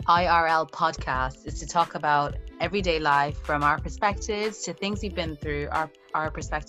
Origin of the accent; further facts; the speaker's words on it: Ireland; now in United Kingdom; being Black Irish women living in the UK.